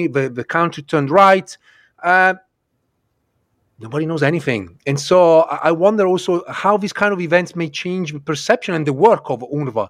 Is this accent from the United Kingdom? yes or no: no; Italy; growing up in Italy, you know, late 70s, early 80s